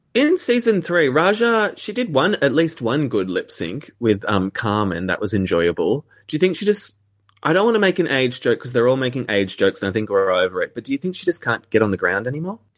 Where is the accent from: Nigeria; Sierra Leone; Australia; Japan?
Australia; as an Australian